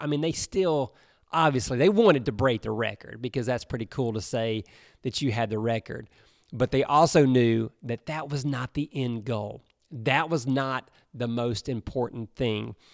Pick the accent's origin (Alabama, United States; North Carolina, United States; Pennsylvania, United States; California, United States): Alabama, United States; I grew up in Alabama